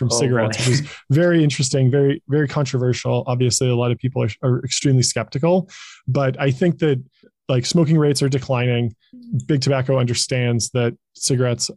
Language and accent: English; Pasadena, California, United States; also born or lived in Silicon Valley; I was born and raised in Pasadena, California, right near Los Angeles.